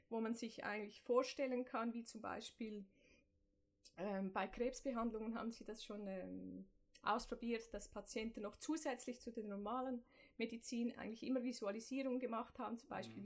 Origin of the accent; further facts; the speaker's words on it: Zurich, Switzerland; Ich komme aus Zürich-Affoltern, dem Norden von Zürich. Bin da aufgewachsen